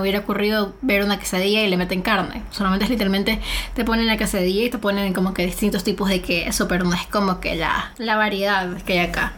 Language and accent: Spanish; Manabí, Ecuador; moved away as an adult; now in Mexico; soy costeña, soy criada en Manaví